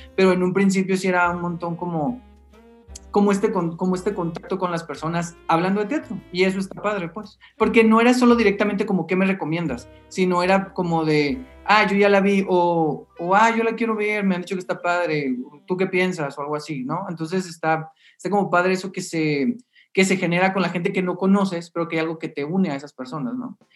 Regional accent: Mexicali, Baja California, Mexico; moved away as an adult; now in Mexico City, Mexico; yo soy de Mexicali y llegué a la Ciudad de México en el, 2000

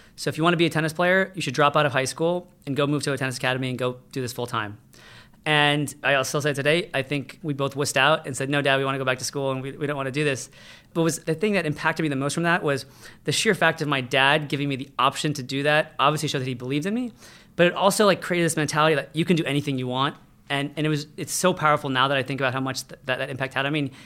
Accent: United States; I was born in America

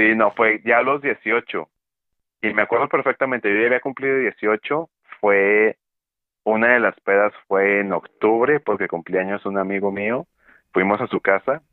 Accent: Monterrey, Nuevo León, Mexico; Acá en el norte del país, de donde yo soy, de la zona metropolitana de Monterrey

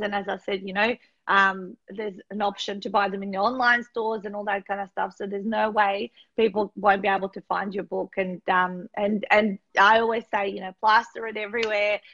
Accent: North Macedonia; moved away; I grew up in Macedonia

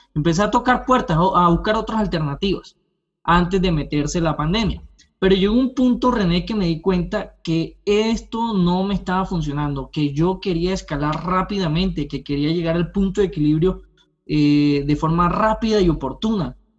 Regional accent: Colombia; moved away as an adult; now in Canada; soy colombiano, eh, estudié derecho, soy abogado en, Colombia, pero hace dos años llegué a este lindo país, a Canadá

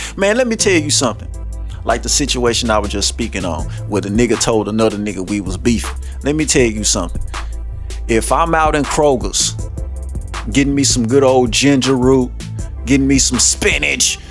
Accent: Shreveport, Louisiana, United States; I grew up all over Shreveport

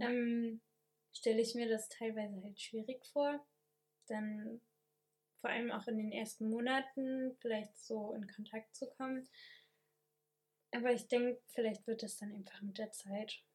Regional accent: Germany; moved away as an adult; now in France; als Deutscher, der jetzt nur Grundkurs Französisch hat

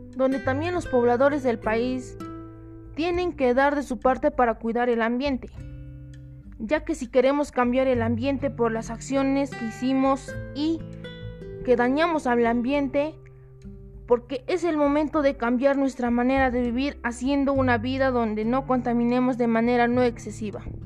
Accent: Peru; el Perú y mi región

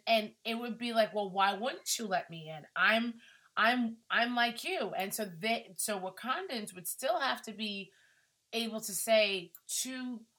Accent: Brooklyn, New York, United States; No, I'm from Brooklyn.

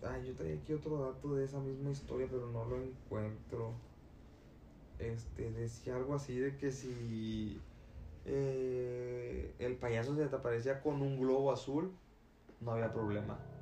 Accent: Tamaulipas, Mexico; allá de donde yo soy, de Tamaulipas

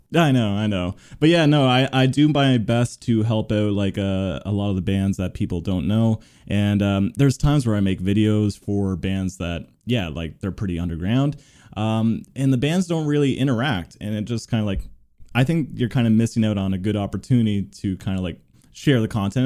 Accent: Toronto, Ontario, Canada; I'm from Toronto too

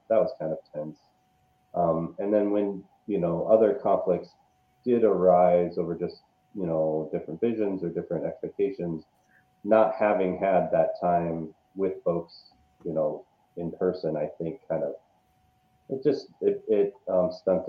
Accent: Seattle, Washington, United States; also born or lived in Los Angeles / Las Vegas; now in Madison, United States; I'm originally from Seattle, Washington, spent some time in Los Angeles, Washington, D.C., Las Vegas, and now Wisconsin

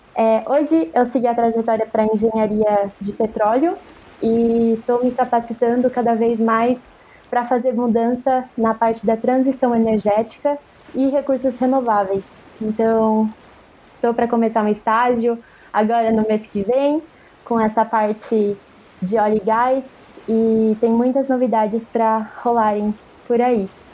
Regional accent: Jundiaí, São Paulo, Brazil; moved away as an adult; now in Santos, Brazil; Sou de Jundiaí, São Paulo, do interior de São Paulo, e mudei para Santos

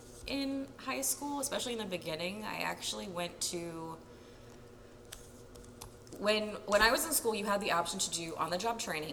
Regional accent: New Port Richey, Florida, United States; I was born and raised in Florida.

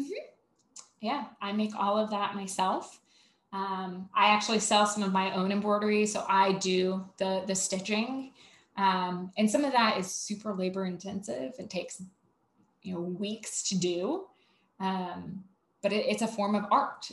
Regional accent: Savannah, Georgia, United States; I'm from Savannah

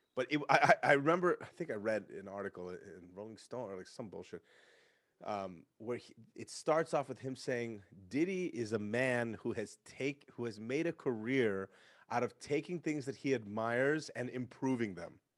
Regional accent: San Francisco, California, United States; Because I'm from San Francisco. I grew up in San Francisco

